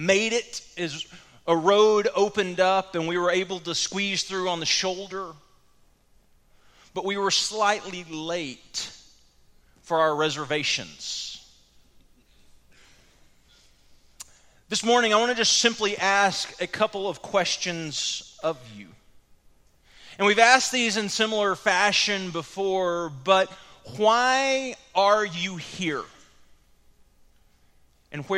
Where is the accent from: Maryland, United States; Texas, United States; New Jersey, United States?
Texas, United States; the Metroplex; now in Cleburne, United States; growing up in the Metroplex, I knew my way around the Metroplex pretty well